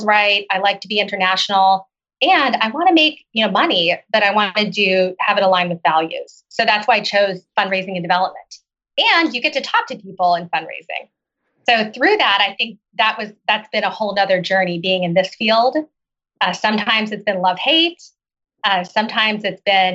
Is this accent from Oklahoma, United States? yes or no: yes; Oklahoma, United States; moved away as an adult; also born or lived in China / Seattle; I grew up in Oklahoma.